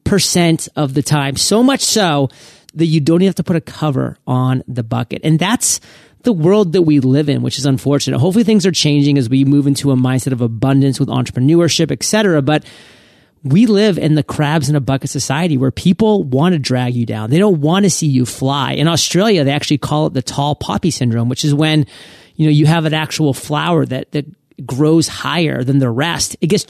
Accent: Maine, United States; So I'm from Maine, so this is kind of a Maine thing

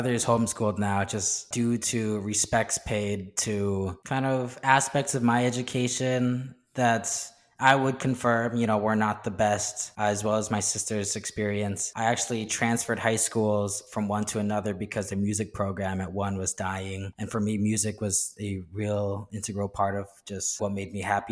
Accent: Turners Falls, Massachusetts, United States; moved away as an adult; also born or lived in Boston area, Massachusetts / Chicago, Illinois; I was born in Massachusetts around the Boston area, but then raised in Western Mass around Amherst. And then from there, it was a kind of a small town of about 4,000 people, or technically speaking, a village of 4,000 people named Turner's Falls

